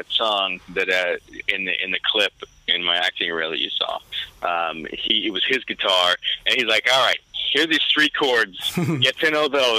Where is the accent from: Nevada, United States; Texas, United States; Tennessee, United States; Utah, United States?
Texas, United States; Houston; moved away as an adult; also born or lived in New Orleans, Louisiana / New York / Atlanta; now in Los Angeles, United States; I was born in New Orleans, and that's where most of my family is. And then I grew up in Houston. Okay. So from pretty much from the fourth grade all the way through high school was in Houston.